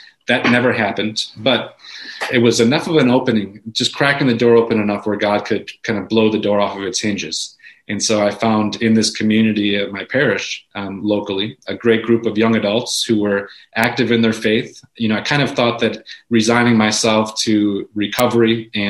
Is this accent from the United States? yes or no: yes; Wisconsin, United States; also born or lived in New York City; came back to my hometown, Wisconsin